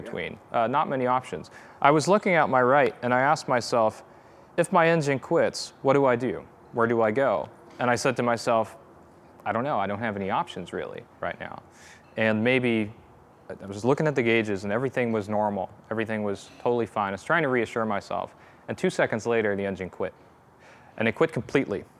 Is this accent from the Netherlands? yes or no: yes; Netherlands; moved away as an adult; now in Virginia, United States; I'm originally from the Netherlands